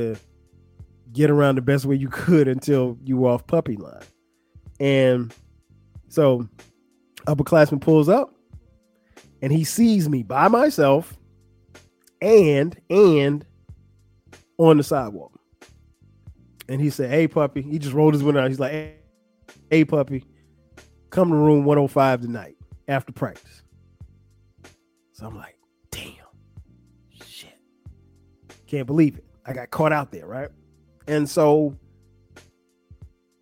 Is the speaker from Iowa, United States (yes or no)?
no; Florence, South Carolina, United States; where I grew up in Florence, South Carolina